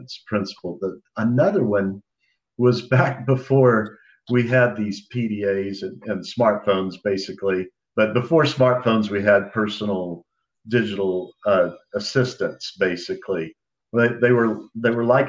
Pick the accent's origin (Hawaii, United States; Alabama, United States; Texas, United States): Texas, United States; Dallas; Dallas, Texas, my hometown